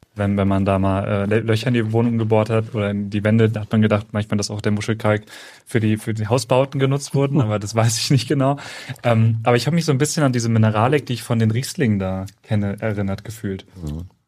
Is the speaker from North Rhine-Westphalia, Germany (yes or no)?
no; Central Hesse, Germany; moved away as an adult; also born or lived in Würzburg; now in Cologne, Germany; ich komme ursprünglich aus Mittelhessen